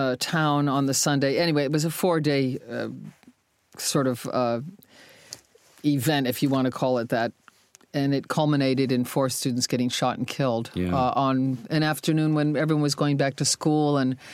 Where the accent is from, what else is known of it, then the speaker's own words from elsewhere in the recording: Ohio, United States; moved away as an adult; also born or lived in London; I was from Ohio.